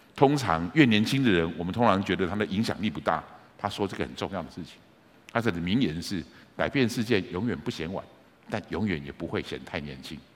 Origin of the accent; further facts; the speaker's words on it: Taiwan; 我们在台湾的讲法常会这么说，你是几年级的，你是几年级？就像是我是民国五十几年出生的，所以我是五年级的